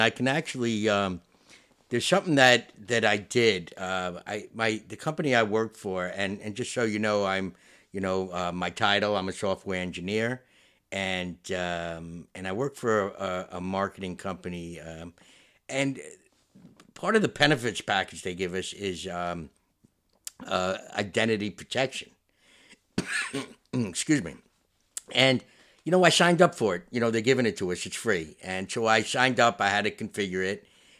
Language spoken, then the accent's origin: English; Westchester, New York, United States; I grew up in Westchester, New York, in a town. I was on the borderline of Yonkers and Bronxville